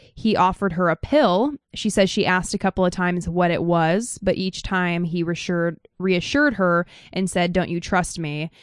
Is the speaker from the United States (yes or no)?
yes; Idaho, United States; I'm from Idaho